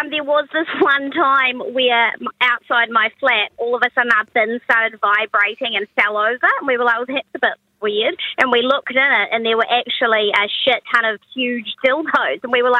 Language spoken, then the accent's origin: English; Dunedin, Otago, New Zealand; I'm from Dunedin in New Zealand.